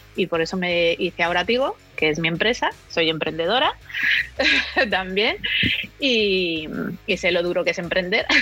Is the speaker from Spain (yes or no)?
yes; Cantabria, Spain; de Cantabria, que es de donde soy yo